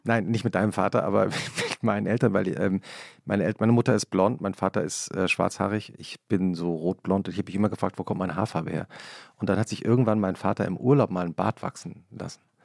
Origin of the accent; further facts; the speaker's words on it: Langgöns, Hesse, Germany; ich komme aus Langgöns, ich komme aus Mittelhessen